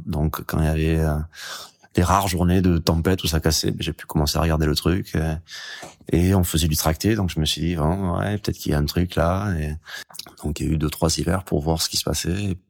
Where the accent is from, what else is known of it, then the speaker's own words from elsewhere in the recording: Hendaye, Nouvelle-Aquitaine, France; j'ai grandi en Daille